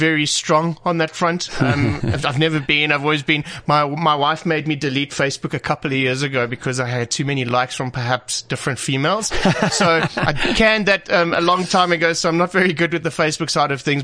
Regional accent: South Africa; we are proudly South African

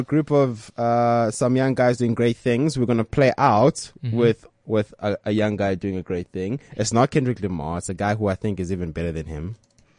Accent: Benoni, Gauteng, South Africa; now in Johannesburg, South Africa; And it's worse, 'cause I'm from Benoni, so that's even further.

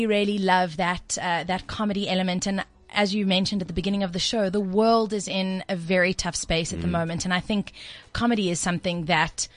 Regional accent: Durban, KwaZulu-Natal, South Africa; I'm from Durban originally

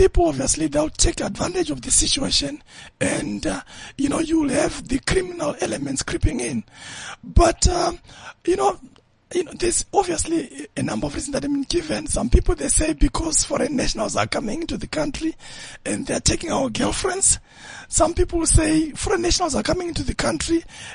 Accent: Zimbabwe; now in South Africa; I was born in Zimbabwe, and I've been in South Africa for the past 18 years

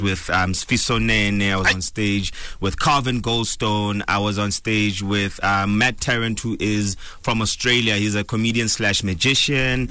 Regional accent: Bloemfontein, Free State, South Africa; also born or lived in Cape Town; now in Johannesburg, South Africa; I'm originally from Bloemfontein

